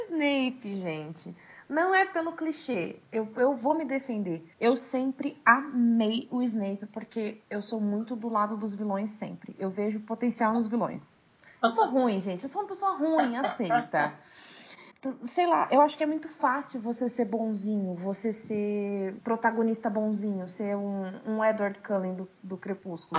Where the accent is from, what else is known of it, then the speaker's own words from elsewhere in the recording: São Paulo, Brazil; eu sou de São Paulo.